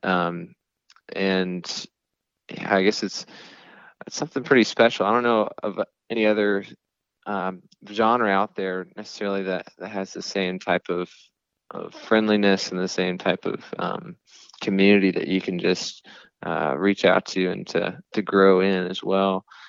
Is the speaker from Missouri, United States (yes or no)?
no; Clemson, South Carolina, United States; I grew up in South Carolina, this place called Clemson